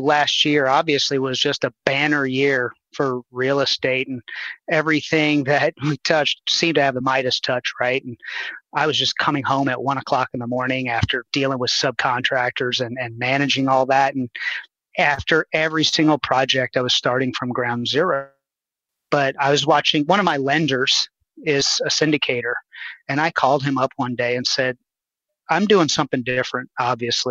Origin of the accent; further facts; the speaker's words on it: New Orleans, Louisiana, United States; moved away as an adult; also born or lived in Houston, Texas; I'm born and raised in New Orleans